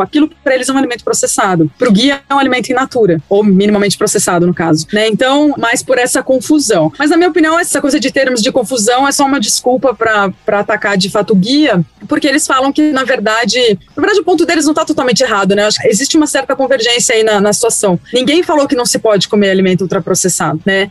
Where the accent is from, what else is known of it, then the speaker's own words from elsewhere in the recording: São Paulo, Brazil; Eu sou de São Paulo, amor, eu falo bolacha